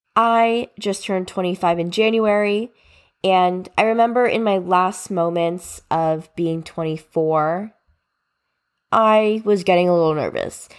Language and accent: English; New Jersey, United States; I was born and raised in New Jersey